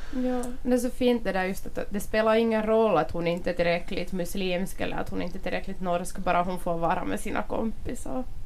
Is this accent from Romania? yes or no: no; Finland; jag är bara finländsk och finlandssvensk